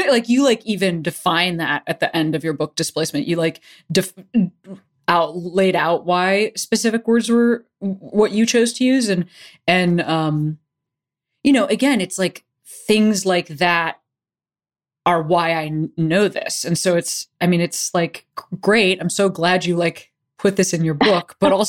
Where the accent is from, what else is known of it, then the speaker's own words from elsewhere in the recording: Chicago, Illinois, United States; now in California, United States; I'm a white person that is fourth generation American, and I moved from Chicago, where I heard very little about Japanese American incarceration to California 10 years ago